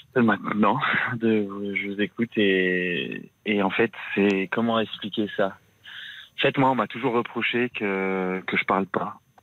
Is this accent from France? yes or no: yes; France; j'étais, j'étais, euh, j'étais en France